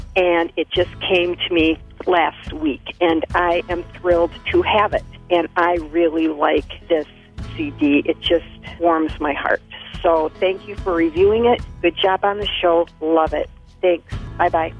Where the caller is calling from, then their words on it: St. Paul, Minnesota, United States; I'm calling from St. Paul, Minnesota